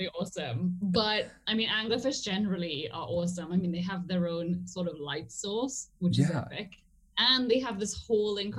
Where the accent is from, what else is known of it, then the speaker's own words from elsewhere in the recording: Trinidad & Tobago; moved away as an adult; also born or lived in England; I grew up in Trinidad and Tobago